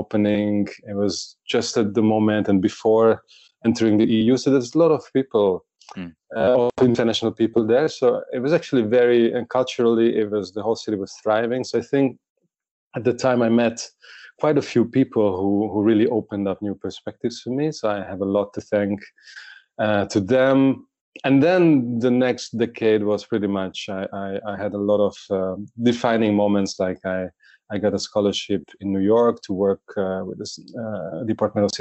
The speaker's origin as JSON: {"language": "English", "region": "Budapest", "country": "Hungary", "tie": "born or raised there", "said": "I was born and grew up in Budapest."}